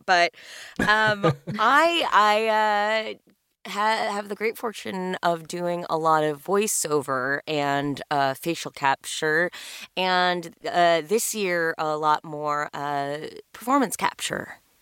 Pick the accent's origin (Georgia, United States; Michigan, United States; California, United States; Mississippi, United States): California, United States; Los Angeles; I am one of the few unicorns who was born and raised in Los Angeles